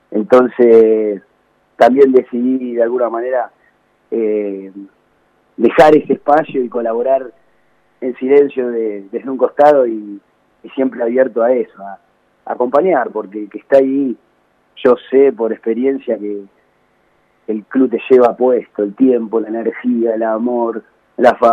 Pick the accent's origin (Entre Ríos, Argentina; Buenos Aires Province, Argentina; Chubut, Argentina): Buenos Aires Province, Argentina; Banfield; Yo soy de Banfield, cuando decís soy de Banfield, no es solo un lugar, un club, sino que es todo una cultura que va alrededor de esa palabra